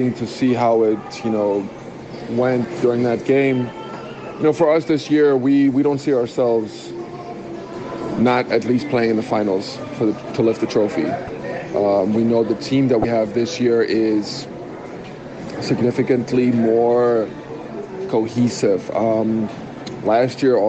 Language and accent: English; United States; now in South Africa; growing up in the States for a good amount of my life.